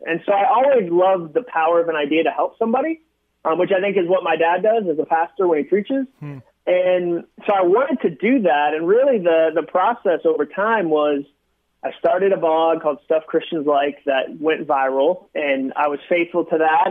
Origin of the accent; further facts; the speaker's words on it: Massachusetts, United States; now in Nashville, United States; I came from Massachusetts. I grew up there